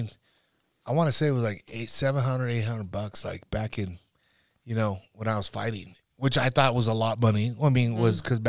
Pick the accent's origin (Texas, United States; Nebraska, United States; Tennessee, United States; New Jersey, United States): Nebraska, United States; North Platte; I'm from North Platte.